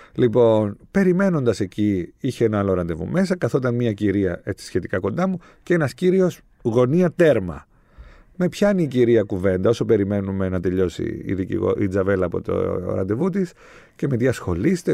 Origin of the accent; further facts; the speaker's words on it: Limassol, Limassol District, Cyprus; Εγώ είμαι από τη Λεμεσό